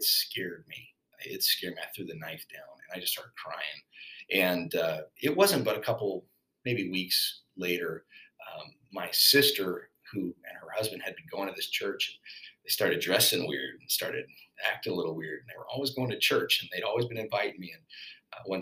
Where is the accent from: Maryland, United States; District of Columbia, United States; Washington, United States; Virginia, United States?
Washington, United States; Spokane; I was born and raised in Spokane, Washington, to a pretty rough background